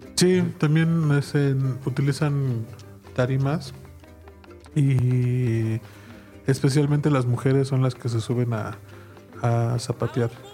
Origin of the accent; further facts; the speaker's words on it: Mexico